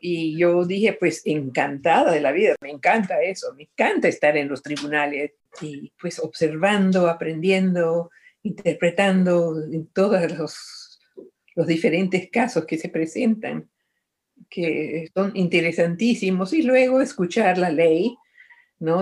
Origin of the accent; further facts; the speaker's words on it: Medellín, Antioquia, Colombia; moved away; also born or lived in Lima / Caracas; nací en Medellín, Colombia